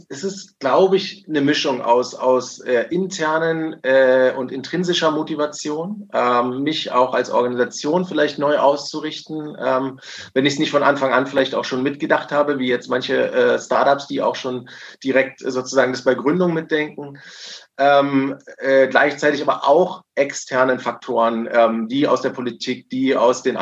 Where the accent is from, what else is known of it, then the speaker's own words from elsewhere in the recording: Berlin, Germany; ich habe letztens gerade gelesen in Berlin, äh, äh, hier in der Stadt, wo wir aktiv sind und wo ich herkomme